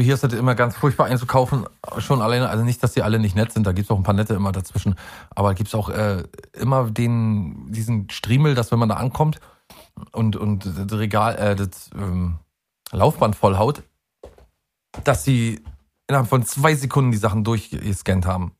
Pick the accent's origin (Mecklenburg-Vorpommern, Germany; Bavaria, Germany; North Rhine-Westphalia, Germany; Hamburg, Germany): Mecklenburg-Vorpommern, Germany; da wo ich herkomme, nämlich in Mecklenburg-Vorpommern